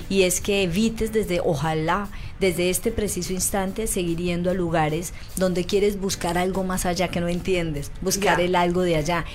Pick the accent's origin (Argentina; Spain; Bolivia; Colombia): Colombia; now in Chile; en mi país, en Colombia, se llama jabón rey